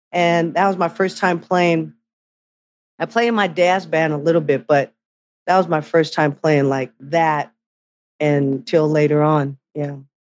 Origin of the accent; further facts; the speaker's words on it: Bay Area, California, United States; growing up in the Bay Area